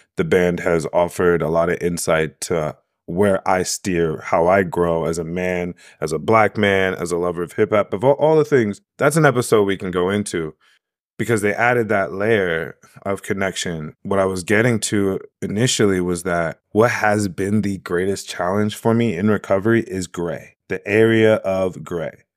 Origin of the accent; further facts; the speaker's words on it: New York, United States; I'm a New Yorker